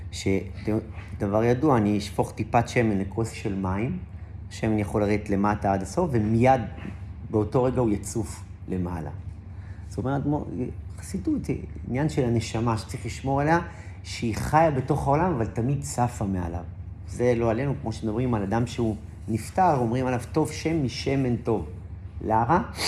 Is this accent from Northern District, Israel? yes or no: yes; Safed, Northern District, Israel; born or raised there